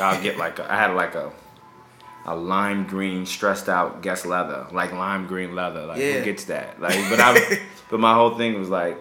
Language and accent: English; Hempstead, New York, United States; I'm from Hempstead, Long Island. I'm okay. From New York. I'm a New Yorker. I grew up in the suburbs of New York